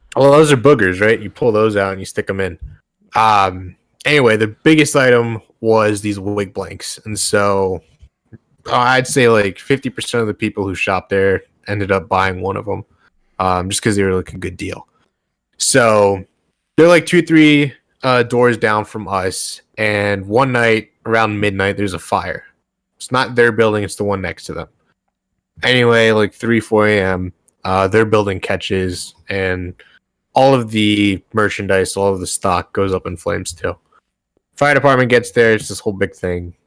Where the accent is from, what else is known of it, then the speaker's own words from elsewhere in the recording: Northern Virginia, United States; I was raised in Northern Virginia